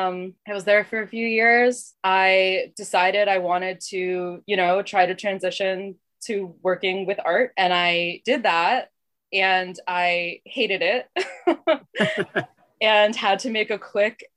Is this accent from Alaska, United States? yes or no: no; Miami, Florida, United States; moved away as an adult; now in Boston, United States; growing up in Miami